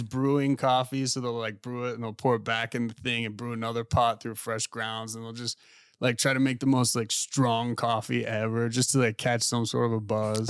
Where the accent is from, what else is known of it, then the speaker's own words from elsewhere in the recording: Pittsburgh, Pennsylvania, United States; moved away; also born or lived in West Palm Beach; I'm from Pittsburgh